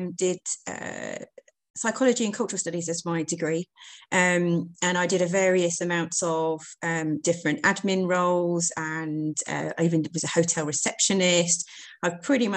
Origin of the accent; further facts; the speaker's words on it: Hertfordshire, East of England, United Kingdom; moved away as an adult; also born or lived in East Midlands; I'm originally from Hertfordshire, so it was nice to come back down south.